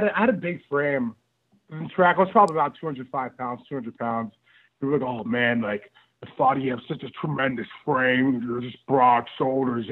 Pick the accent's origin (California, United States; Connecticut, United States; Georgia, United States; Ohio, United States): Ohio, United States; Dayton; I'm from Dayton, Ohio